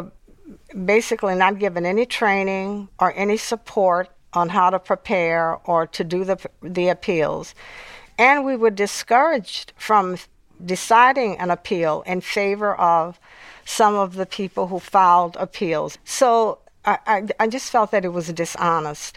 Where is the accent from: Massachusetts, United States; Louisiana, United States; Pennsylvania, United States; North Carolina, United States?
Louisiana, United States; New Orleans; growing up in New Orleans. I grew up in a very volatile period.